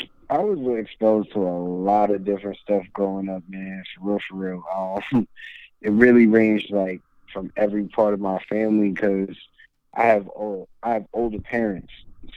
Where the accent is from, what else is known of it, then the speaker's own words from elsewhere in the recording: New Brunswick, New Jersey, United States; also born or lived in Monroe, New Jersey; I'm originally from New Jersey, and originally from New Brunswick, well, Franklin, New Brunswick area of New Jersey.